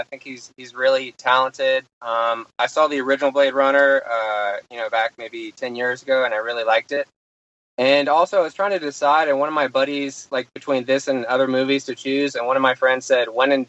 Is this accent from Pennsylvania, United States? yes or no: yes; Pittsburgh, Pennsylvania, United States; I'm from Pittsburgh